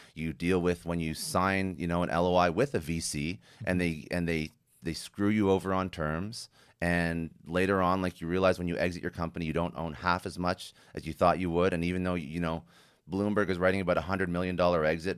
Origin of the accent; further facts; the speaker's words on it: Canada; I'm Canadian